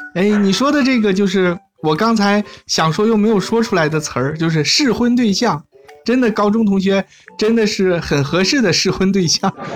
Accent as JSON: {"language": "Chinese", "country": "China", "said": "我们中国"}